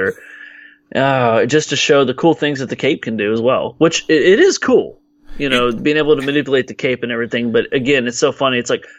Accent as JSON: {"language": "English", "region": "Texas", "country": "United States", "said": "people like me from Texas, because we're all cowboys here."}